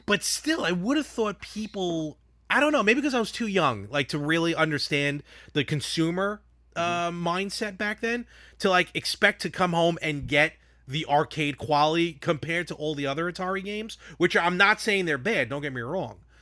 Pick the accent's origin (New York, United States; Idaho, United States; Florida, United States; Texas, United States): New York, United States; we're from New York